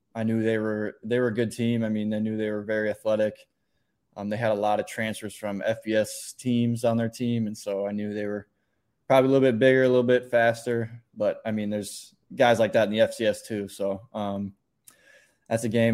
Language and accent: English; Minnesota, United States; born or raised there